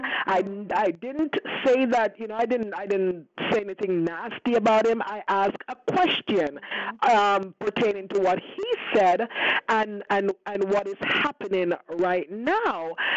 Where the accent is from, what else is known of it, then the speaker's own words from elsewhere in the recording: Canada; Yes, I am a Canadian. I am not an American